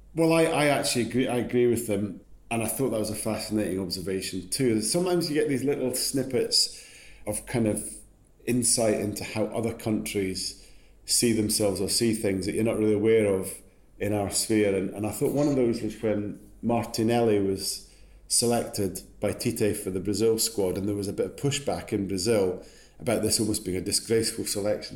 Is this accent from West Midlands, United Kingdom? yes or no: no; Scotland, United Kingdom